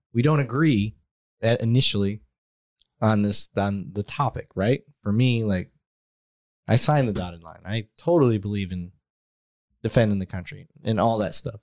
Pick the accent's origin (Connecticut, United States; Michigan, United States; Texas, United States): Michigan, United States; Flint; moved away; growing up in Flint